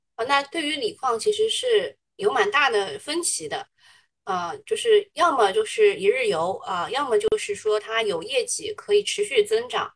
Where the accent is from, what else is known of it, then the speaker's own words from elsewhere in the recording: China; 我们中国人还是比较吃后面那一套的